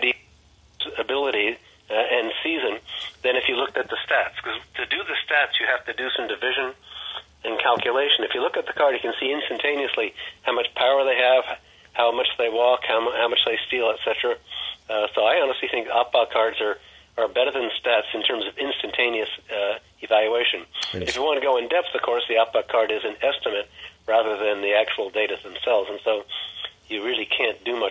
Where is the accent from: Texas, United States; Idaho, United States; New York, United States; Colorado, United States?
New York, United States; Cooperstown; also born or lived in Philadelphia; Most of the time I lived outside New York City or in Cooperstown. I was born in Cooperstown.